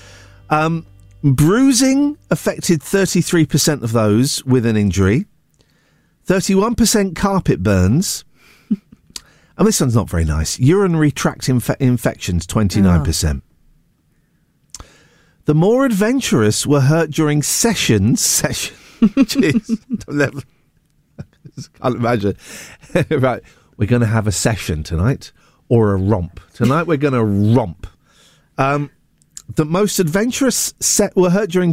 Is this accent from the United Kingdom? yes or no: yes; England, United Kingdom; I'm English.